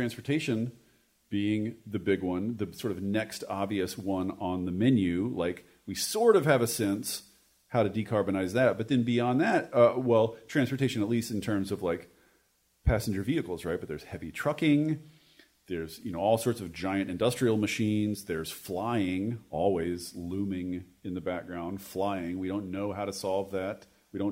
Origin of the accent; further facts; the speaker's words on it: Washington, United States; my home state of Washington